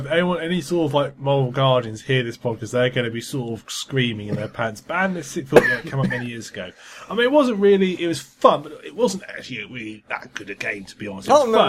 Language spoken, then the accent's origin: English; United Kingdom; We're British